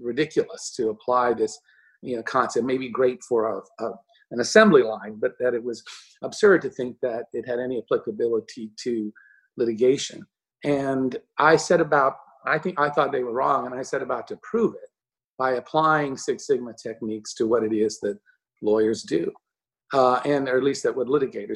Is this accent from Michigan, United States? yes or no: no; Texas, United States; moved away as an adult; also born or lived in Chicago; now in New York, United States; I grew up in Texas